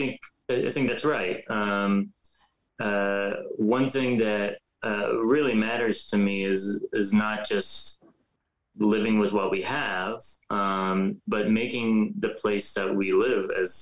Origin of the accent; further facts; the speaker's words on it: Pittsburgh, Pennsylvania, United States; also born or lived in Iran / California; I was born in Iran. I moved to Pittsburgh, Pennsylvania when I was 10 with my parents. We emigrated there. And, you know, even in Pittsburgh, we moved around.